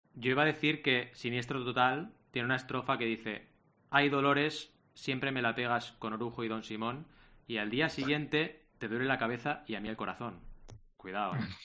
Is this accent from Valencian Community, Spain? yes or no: no; Barcelona, Catalonia, Spain; also born or lived in Mar del Plata, Argentina; now in Sabadell, Spain; siempre he vivido en Barcelona